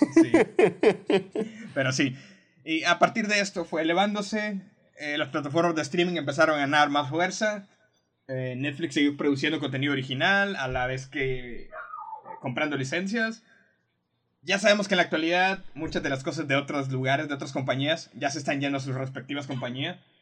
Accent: Mexico; Algo que tenemos los mexicanos

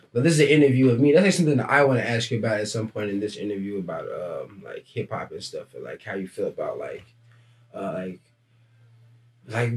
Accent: Dallas, Texas, United States; moved away as an adult; now in Portland, United States; I'm from Dallas, Texas.

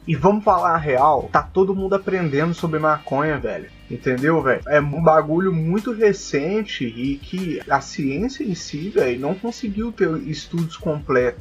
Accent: Belo Horizonte, Minas Gerais, Brazil; Nós somos de BH também

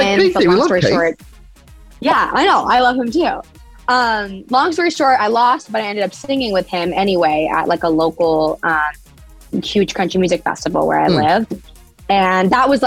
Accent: Vancouver Island, British Columbia, Canada; I grew up on Vancouver Island in Canada.

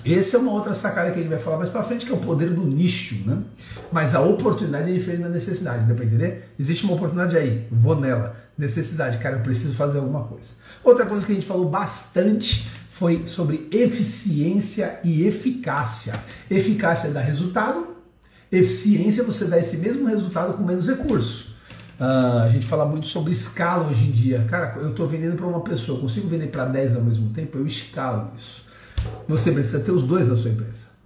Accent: Santos, São Paulo, Brazil; eu sou santista

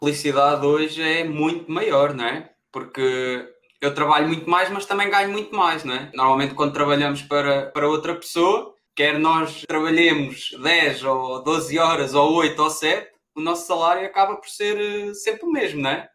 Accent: Pombal, Leiria District, Portugal; Eu sou de Pombal, é, perto de Leiria.

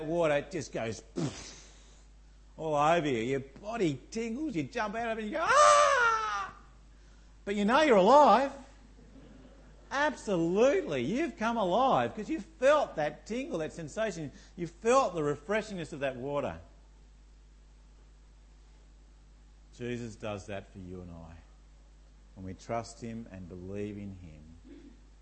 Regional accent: Tasmania, Australia; I come from Tasmania

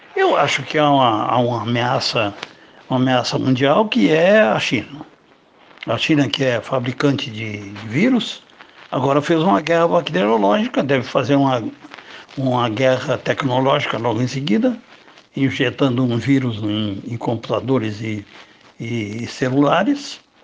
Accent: Rio Grande do Sul, Brazil; Na minha terra, no Rio Grande

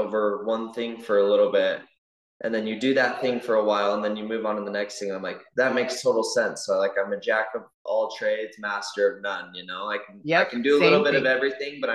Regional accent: American Fork, Utah, United States; I grew up in American Fork

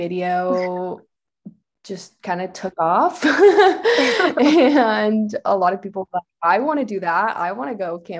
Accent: Orange, California, United States; now in Lake Tahoe, United States; I am from Orange, California, grew up in the city of Orange, kind of by Chapman University.

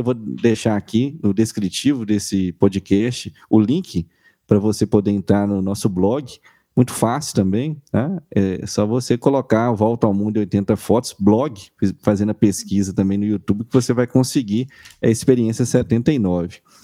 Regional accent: Minas Gerais, Brazil; sou de Minas Gerais

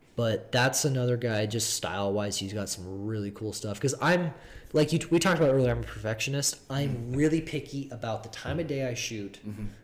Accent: Seattle, Washington, United States; now in Phoenix, United States; I'm from Seattle

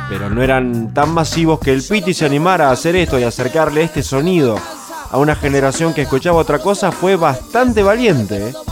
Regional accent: Argentina; como argentinos

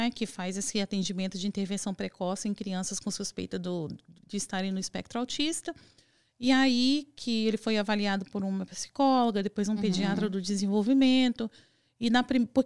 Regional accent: Vitória, Espírito Santo, Brazil; eu sou do Espírito Santo, de Vitória do Espírito Santo.

